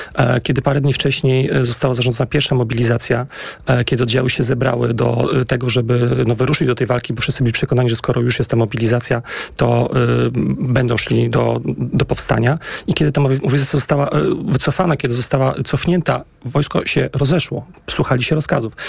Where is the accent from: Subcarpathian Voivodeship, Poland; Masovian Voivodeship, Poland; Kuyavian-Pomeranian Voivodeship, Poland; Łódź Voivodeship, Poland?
Masovian Voivodeship, Poland; Warsaw; Ja wychowałem się na woli w miejscach, które są absolutnie y, związane bardzo mocno z historią powstania warszawskiego.